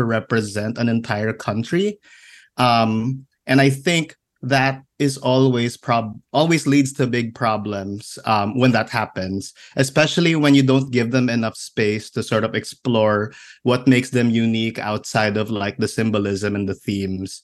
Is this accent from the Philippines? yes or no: yes; Philippines; I'm a cartoonist from the Philippines.